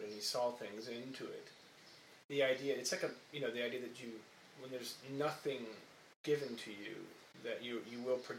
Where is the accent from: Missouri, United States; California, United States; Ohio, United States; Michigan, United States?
Ohio, United States; moved away; it happens in Ohio, my hometown.